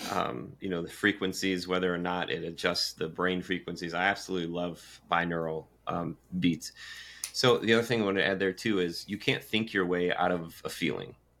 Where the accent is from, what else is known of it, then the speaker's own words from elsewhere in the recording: Michigan, United States; now in Carolinas, United States; growing up in Michigan